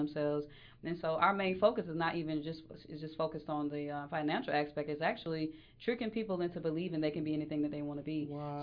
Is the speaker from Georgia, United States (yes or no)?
yes; Mableton, Georgia, United States; now in Atlanta, United States; I grew up in Atlanta. Well, on the sub- suburbs of Mableton, Georgia